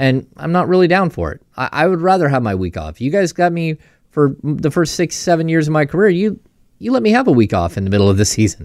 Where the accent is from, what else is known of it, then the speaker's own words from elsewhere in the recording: Grass Valley, California, United States; also born or lived in Sacramento; I grew up in Grass Valley